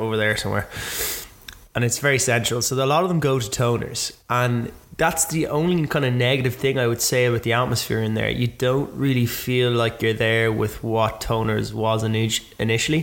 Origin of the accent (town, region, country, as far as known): Ireland